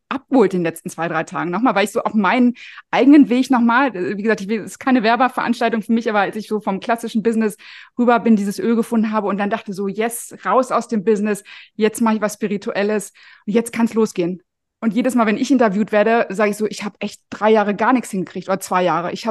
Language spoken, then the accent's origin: German; Paderborn, North Rhine-Westphalia, Germany; born or raised there